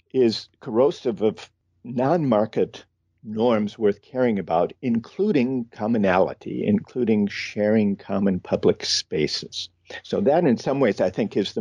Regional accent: Midwest, United States; I grew up in the Midwest

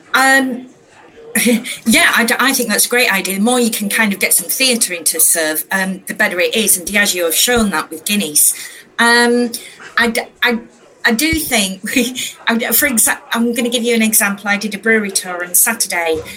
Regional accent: Yorkshire and the Humber, United Kingdom; I am a northerner. I'm from Yorkshire

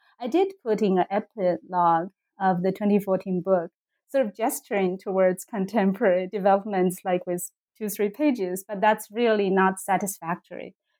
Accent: Sichuan, China; moved away as an adult; also born or lived in Beijing; So my personal, I came from Sichuan, like the Ermei Mountain, where White Snake is supposedly from, and went to Beijing for college, for undergrad in the Chinese department.

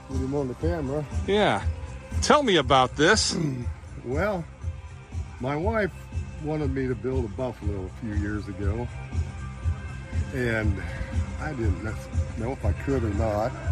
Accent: Keota, Iowa, United States; I'm from Keota

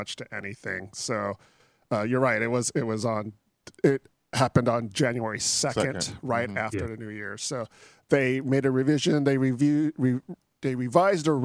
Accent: Philippines; I'm Filipino

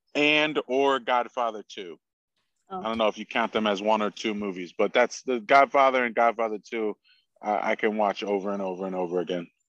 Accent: Stroudsburg, Pennsylvania, United States; I grew up in Stroudsburg, Pennsylvania, where I still currently live.

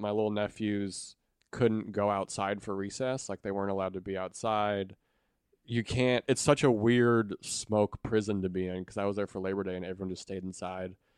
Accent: Montana, United States; moved away; I'm from Montana originally

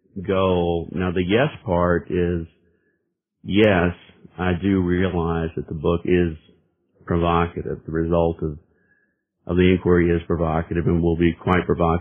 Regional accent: Birmingham, Alabama, United States; Well, I'm born and raised in Birmingham, Alabama. Kind of a diverse background, not your typical Southern Deep South background.

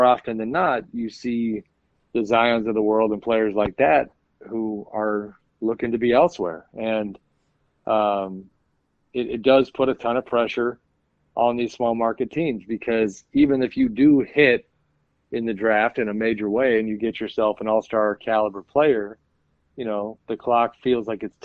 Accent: Northern California, United States; a guy who grew up in Northern California

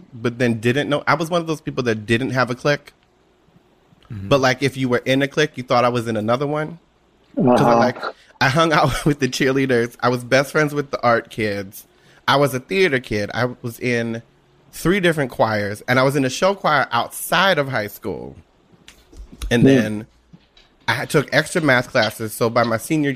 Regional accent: Washington Township, New Jersey, United States; A little place called Washington Township in New Jersey, in South Jersey

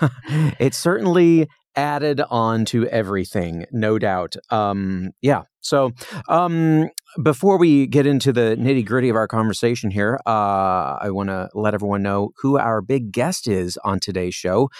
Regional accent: Indiana, United States; now in Los Angeles, United States; when you're a little kid growing up in Indiana

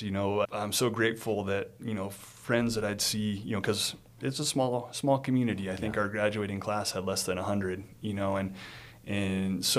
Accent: Northern Nevada, United States; also born or lived in Incline Village, Nevada / Reno, Nevada; born and raised here in Northern Nevada. I was born at St. Mary's Hospital in Reno

